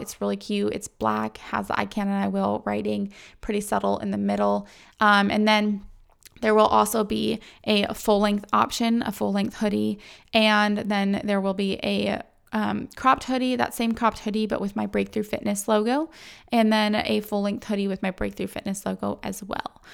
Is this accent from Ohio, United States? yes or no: no; San Diego, California, United States; moved away; I'm from San Diego